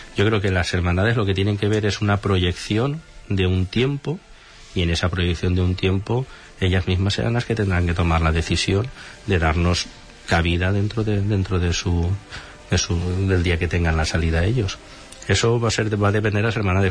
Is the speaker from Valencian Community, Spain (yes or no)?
yes; Valencia, Valencian Community, Spain; yo soy de Valencia